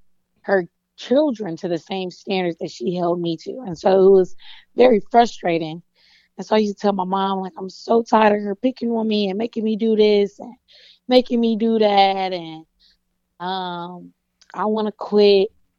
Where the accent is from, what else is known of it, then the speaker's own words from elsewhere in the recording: the South, United States; Man, you know, I'm from the South, so you know I'm coming with the jokes.